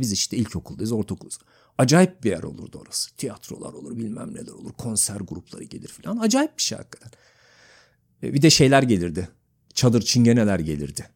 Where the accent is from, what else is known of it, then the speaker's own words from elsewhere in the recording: Gürün, Sivas Province, Turkey; also born or lived in Uzunyayla, Kayseri; Gökpınar olağanüstüdür hakikaten. Çocukluğum orada geçti.